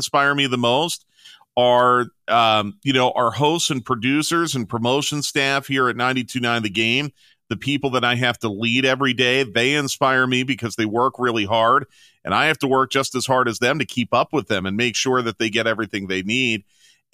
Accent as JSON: {"language": "English", "town": "Philadelphia", "region": "Pennsylvania", "country": "United States", "tie": "born or raised there", "also_born_or_lived": "Savannah, Georgia / New Orleans", "moved": "as an adult", "lives_now": "Atlanta, United States", "said": "I grew up in Philadelphia, went to Penn State"}